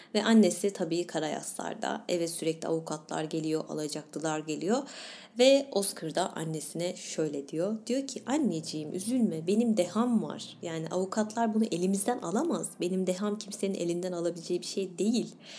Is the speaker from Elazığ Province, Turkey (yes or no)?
no; İzmir, Turkey; bir İzmirli olarak